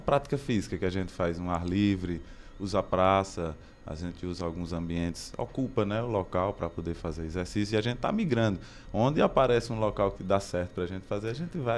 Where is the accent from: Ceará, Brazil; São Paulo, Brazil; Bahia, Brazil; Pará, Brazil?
Ceará, Brazil; Barbalha; moved away as an adult; now in Crato, Brazil; comecei em Barbalha, sou de Barbalha, aí vim morar aqui no Crato